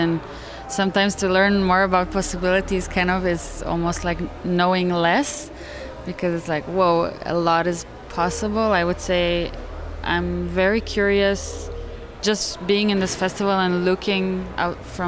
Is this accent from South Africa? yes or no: no; Montreal, Quebec, Canada; And we're both from Montreal